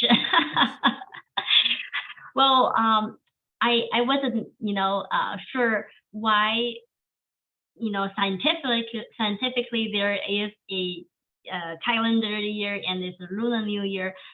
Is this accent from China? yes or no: yes; China; English is a second language; moved away as an adult; now in United States; Chinese Korean. I was born raised in China, uh, but I'm also third generation uh, Korean uh, resident.